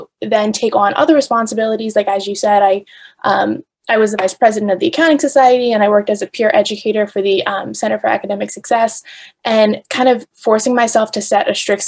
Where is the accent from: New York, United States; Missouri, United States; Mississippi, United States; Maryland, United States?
New York, United States; I'm from New York originally